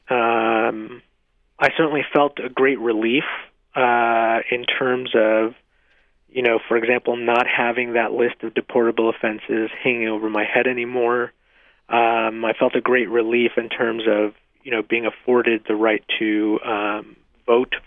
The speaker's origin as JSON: {"language": "English", "country": "Mexico", "tie": "born or raised there", "moved": "yes", "lives_now": "United States", "said": "I was born in Mexico"}